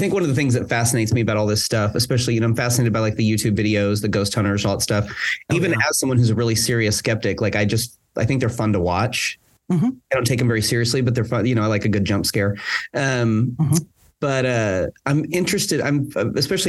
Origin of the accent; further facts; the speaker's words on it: near Dead Woman's Crossing, Oklahoma, United States; I grew up on the block with Dead Woman's Crossing